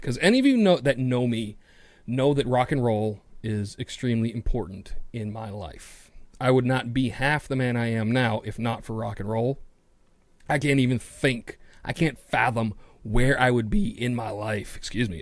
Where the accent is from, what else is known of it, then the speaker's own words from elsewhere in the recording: New York City, New York, United States; I'm a city kid. I'm from New York City